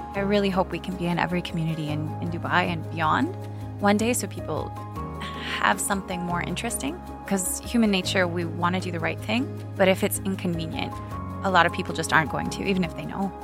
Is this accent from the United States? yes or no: no; Canada; now in United Arab Emirates; I grew up in Canada where there's a thrift shop every second street corner